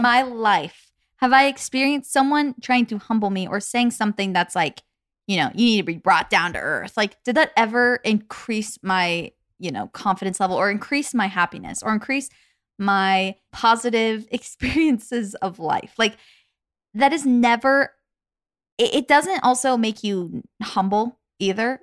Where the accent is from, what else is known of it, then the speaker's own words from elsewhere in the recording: Arizona, United States; moved away; Arizona, where we used to live